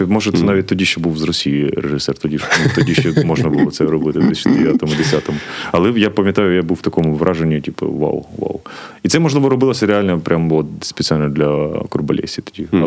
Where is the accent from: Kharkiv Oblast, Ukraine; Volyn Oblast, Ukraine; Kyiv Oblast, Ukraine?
Kharkiv Oblast, Ukraine; Kharkiv; з Харкова, а, ти я з Салтівки.